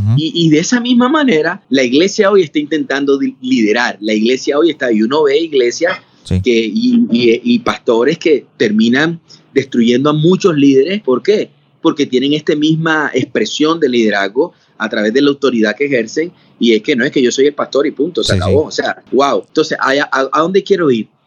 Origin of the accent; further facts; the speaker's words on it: Barranquilla, Atlántico, Colombia; moved away as an adult; yo soy de la ciudad de Barranquilla, Colombia. Si allí, he vivido toda mi vida ahí